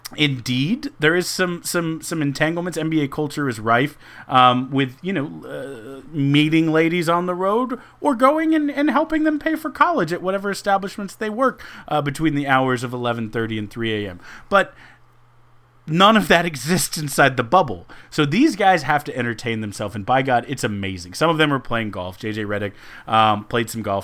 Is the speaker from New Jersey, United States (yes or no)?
no; Houston, Texas, United States; in my hometown